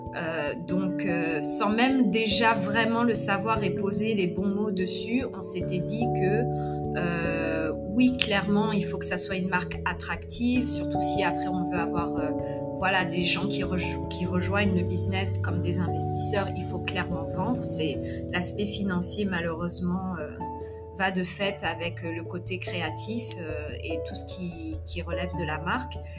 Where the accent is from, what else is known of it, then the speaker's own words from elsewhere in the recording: Paris, Île-de-France, France; moved away as an adult; also born or lived in United States / Nigeria; now in Accra, Ghana; je suis d'origine guinéenne mais j'ai grandi à Paris